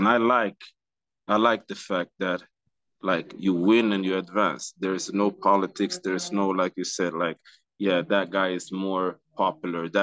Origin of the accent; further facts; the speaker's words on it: Stockholm, Stockholm County, Sweden; So I'm from Sweden as well.